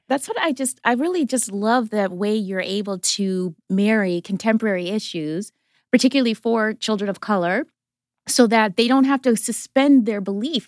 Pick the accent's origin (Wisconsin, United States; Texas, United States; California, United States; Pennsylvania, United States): Wisconsin, United States; moved away; also born or lived in Brooklyn, United States; I didn't grow up in Canada, but I was like Canada adjacent in Wisconsin